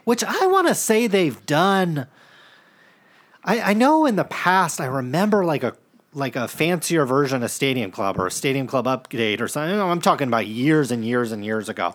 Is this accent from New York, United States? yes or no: no; Stockton, California, United States; we grew up in Stockton